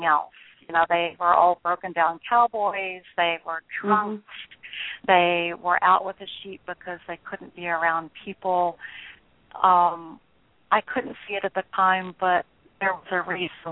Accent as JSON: {"language": "English", "town": "Nashville", "region": "Tennessee", "country": "United States", "tie": "born or raised there", "also_born_or_lived": "northern Wyoming", "moved": "as an adult", "said": "I grew up in Nashville as one of five children, a minister's daughter."}